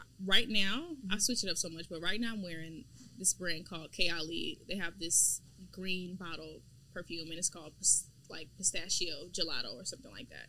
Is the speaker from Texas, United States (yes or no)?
yes; Houston, Texas, United States; I'm from Houston. So I'm from Houston, Texas, for all you guys watching. But specifically for the people that are from Houston, I'm from Ridgemont. So I'm from Ridgemont Heights.